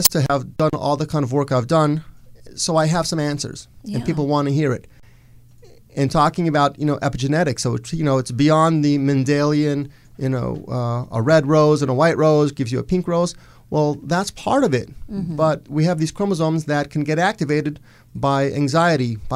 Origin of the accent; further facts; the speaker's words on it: Los Angeles, California, United States; I was born in Los Angeles.